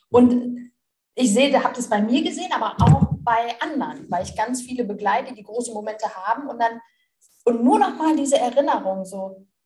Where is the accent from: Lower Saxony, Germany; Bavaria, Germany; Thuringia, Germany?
Lower Saxony, Germany; Melle; bis ich Abitur gemacht habe, wollte ich nie weg aus meiner Heimatstadt. Das ist Melle, bei Osnabrück ist so ein okay. kleines.